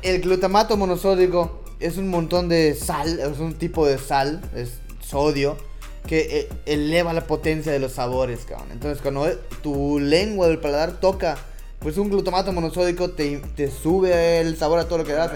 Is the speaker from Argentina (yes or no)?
no; Mexico; nosotros como mexicanos sabemos